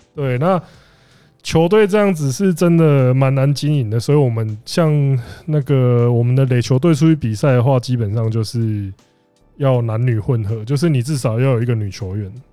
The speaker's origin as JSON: {"language": "Chinese", "region": "Kaohsiung", "country": "Taiwan", "also_born_or_lived": "Penghu", "said": "我算是高雄人加澎湖人嘛，然后我， 我在大学的时候我没有， 我只有一年级的时候住过宿舍"}